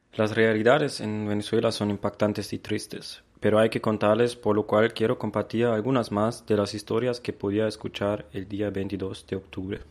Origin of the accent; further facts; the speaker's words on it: Germany; Spanish is a second language; moved away; respondo que soy de Alemania, del primer mundo, del, de Europa del Norte